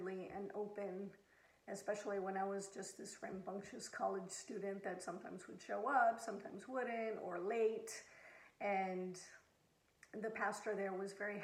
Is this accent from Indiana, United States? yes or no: no; Southern California, United States; moved away as an adult; also born or lived in Abilene, Texas; Growing up in Southern California